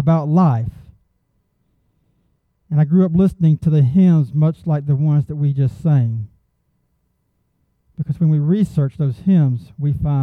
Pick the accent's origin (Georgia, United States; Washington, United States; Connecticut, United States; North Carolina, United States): Georgia, United States; Augusta; I come from the Augusta area